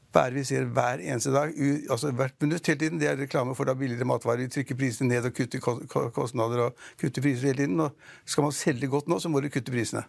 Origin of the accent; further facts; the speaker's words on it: Norway; Vi nordmenn er ikke sånn veldig liksom, reiser i morgen